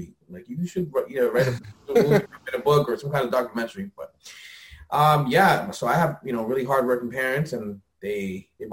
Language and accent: English; Lawrence, Massachusetts, United States; also born or lived in Methuen; I'm from Lawrence. I was born in Lawrence General Hospital